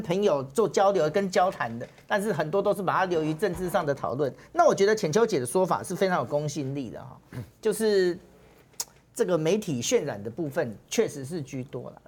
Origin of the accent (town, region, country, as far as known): Taiwan